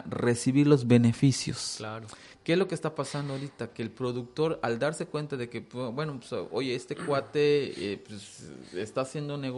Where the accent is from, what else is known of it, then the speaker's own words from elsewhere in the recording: Mexico; es, derivado a, a la falta que nosotros tenemos como, como mexicanos de, hacer muchas cosas